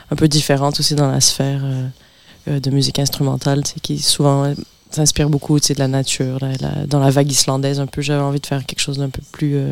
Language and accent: French; Montreal, Quebec, Canada; born there; also born or lived in France; J'essayais d'expliquer parce que bon, je suis né à Montréal.